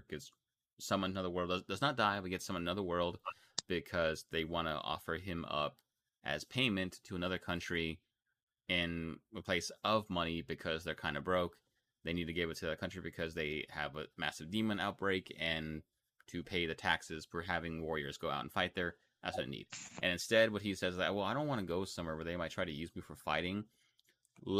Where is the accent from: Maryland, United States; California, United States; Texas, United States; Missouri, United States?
Texas, United States; I'm from Texas